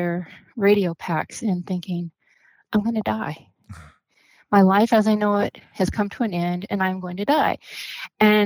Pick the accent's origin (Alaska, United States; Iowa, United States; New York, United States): Alaska, United States; moved away as an adult; I was from Alaska